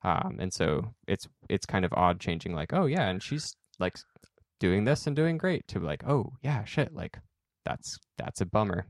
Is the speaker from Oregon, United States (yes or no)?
yes; Salem, Oregon, United States; growing up in Salem